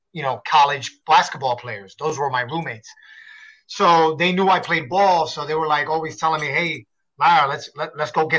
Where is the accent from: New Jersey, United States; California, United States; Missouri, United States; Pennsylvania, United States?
New Jersey, United States; Paterson; I grew up in Paterson, New Jersey, you know, the hood, on the street, typical street kid